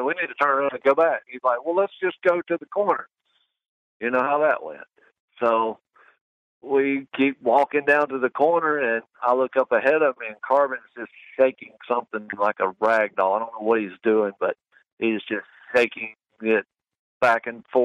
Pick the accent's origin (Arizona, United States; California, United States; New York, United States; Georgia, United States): Georgia, United States; I'm from Georgia and it's pretty thick here